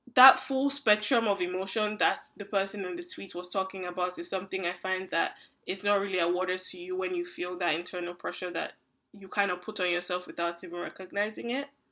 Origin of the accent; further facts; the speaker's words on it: Nigeria; now in Canada; I'm a Nigerian who currently lives in Canada, an immigrant